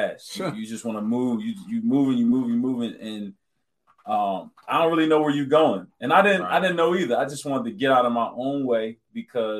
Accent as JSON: {"language": "English", "town": "Pleasantville", "region": "New Jersey", "country": "United States", "said": "I'm from Pleasantville, New Jersey."}